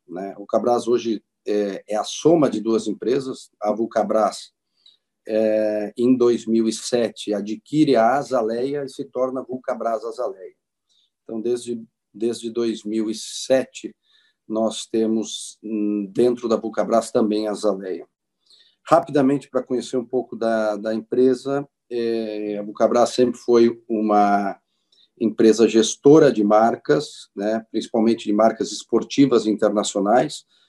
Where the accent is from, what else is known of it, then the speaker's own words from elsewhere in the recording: Farroupilha, Rio Grande do Sul, Brazil; eu nasci em Farroupilha, eu sou aqui do Rio Grande do Sul, natural de Farroupilha